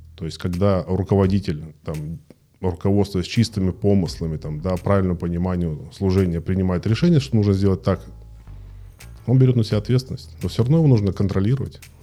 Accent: Krasnodar, Krasnodar Krai, Russia; родился в Краснодаре в 77 году

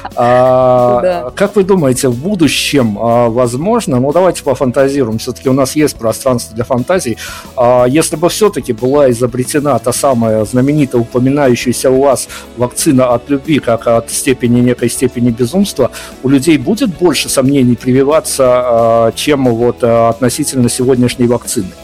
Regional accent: Belarus; Мы, белорусы

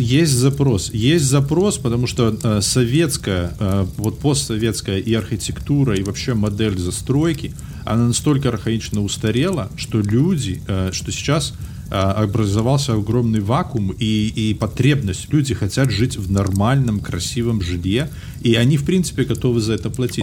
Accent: Belarus; moved away as an adult; now in United States; уеду из Беларуси, буду жить в Америке

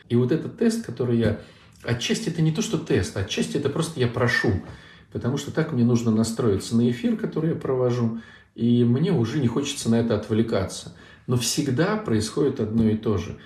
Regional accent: Saint Petersburg, Russia; Я из Санкт-Петербурга

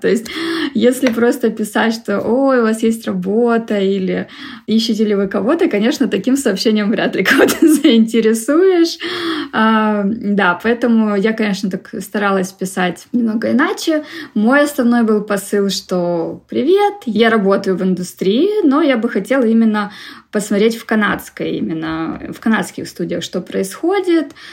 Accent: Vladivostok, Primorsky Krai, Russia; also born or lived in Moscow, Russia; now in Toronto, Canada; я изначально из Владивостока

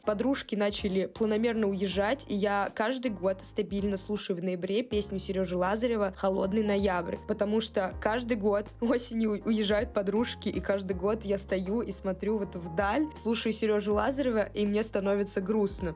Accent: Cherepovets, Vologda Oblast, Russia; now in Saint Petersburg, Russia; когда уехала из Череповца, первое время я общалась с череповецкими ребятами, просто те, кто поехал со мной в Питер

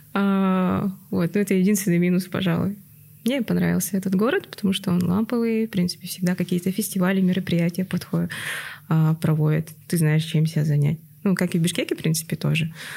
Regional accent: Yakutsk, Sakha Republic, Russia; moved away as an adult; also born or lived in Kazakhstan; now in Kyrgyzstan; Я тоже из Якутска

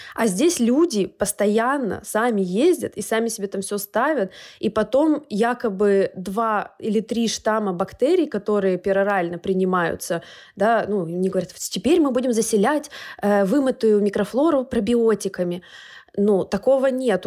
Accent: Urals, Russia; moved away; в нашей школе, я с Урала

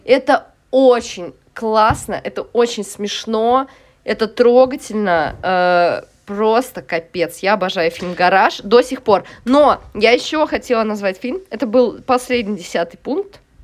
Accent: Saint Petersburg, Russia; also born or lived in Moscow; я росла в Купчино, в Петербурге

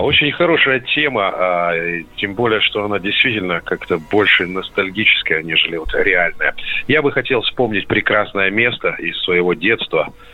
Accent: Semey, Abai Region, Kazakhstan; moved away; Родной город Семипалатинск, э, Казахстан

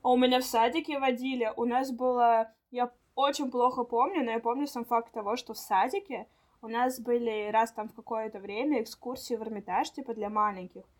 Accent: Saint Petersburg, Russia; мы выросли в Петербурге

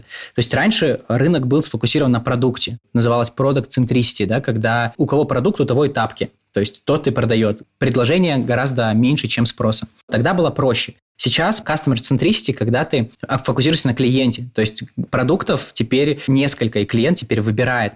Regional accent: Birobidzhan, Jewish Autonomous Oblast, Russia; Я из Биробиджана, это город под Хабаровском

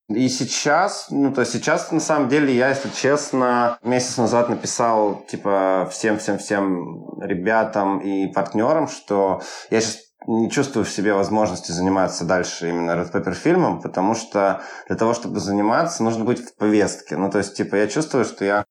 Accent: Yekaterinburg, Sverdlovsk Oblast, Russia; moved away as an adult; also born or lived in Moscow; now in Turkey; я приезжал каждый раз в Екатеринбург, смотрел и понимал, что я становлюсь немножко чужим, ну, ну, в своем городе

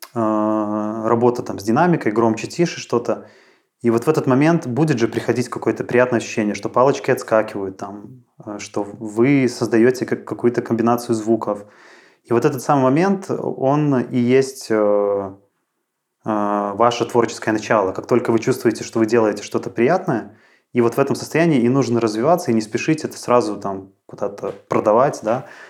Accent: Mozyr, Gomel Region, Belarus; moved away as an adult; now in Minsk, Belarus; я родом из Мозыря, и в Минск я переезжал вот, э, примерно десять лет назад

